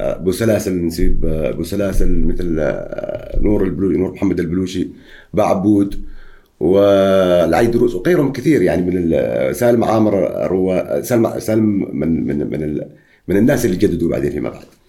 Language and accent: Arabic; Oman; عندنا في عمان